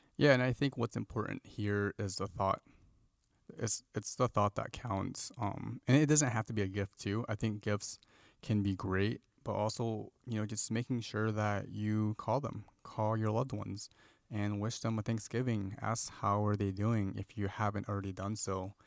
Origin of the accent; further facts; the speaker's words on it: Midwest, United States; moved away as an adult; now in California, United States; Sophie and I, we're from the Midwest, and we moved to California after we graduated from school